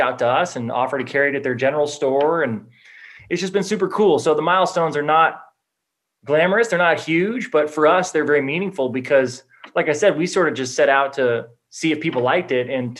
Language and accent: English; Los Angeles, California, United States; growing up in Los Angeles